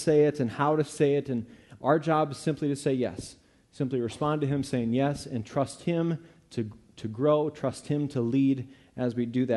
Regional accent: Eureka, United States; I grew up here in Eureka, but I didn't grow up in a church

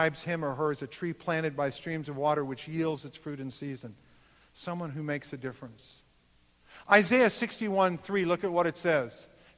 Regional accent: United States; I'm of German descent. I will not, as an American, stand up and allow this to happen on my watch.

